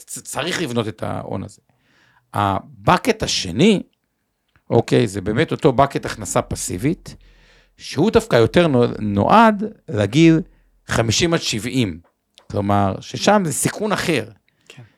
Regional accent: Tel Aviv, Tel Aviv District, Israel; בתור תל אביבי

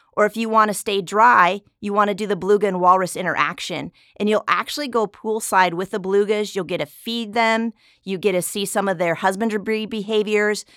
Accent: South Dakota, United States; now in San Diego, United States; I'm actually originally from South Dakota

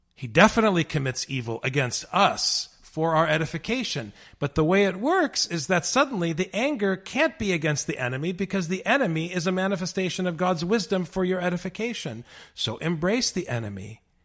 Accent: United States; my American brothers and sisters as an American

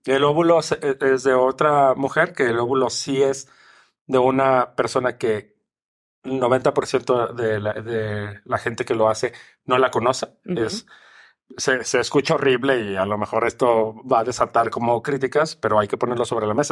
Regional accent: Mexico; mi país

